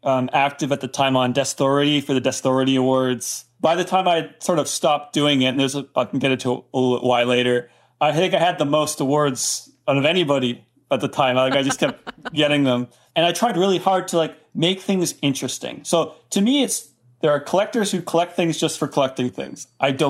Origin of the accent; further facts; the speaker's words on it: Canada; moved away as an adult; now in United States; I'm Canadian